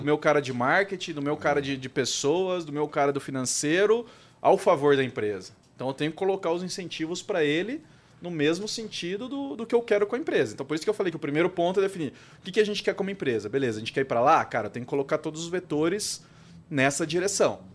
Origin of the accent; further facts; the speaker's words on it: Brazil; como, como brasileiro